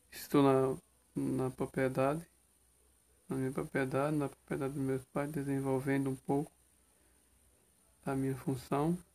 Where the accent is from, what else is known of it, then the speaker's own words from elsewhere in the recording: Sertão do Pajeú, Pernambuco, Brazil; um jovem, agricultor familiar, sou pernambucano, sou teresinense, sou do sertão do Pajeú, Nordeste e Brasil.